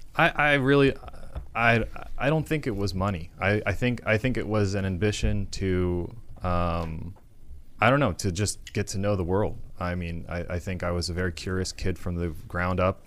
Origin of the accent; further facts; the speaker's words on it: Florida, United States; growing up in Florida, it was not a big city.